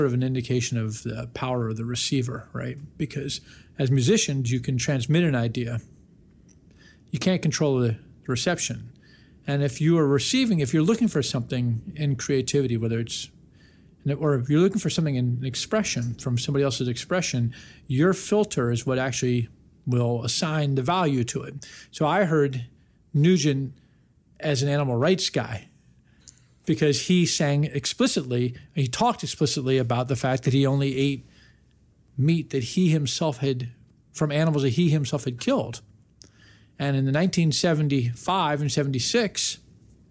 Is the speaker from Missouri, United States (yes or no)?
no; Washington, District of Columbia, United States; a kid growing up in Washington, D.C.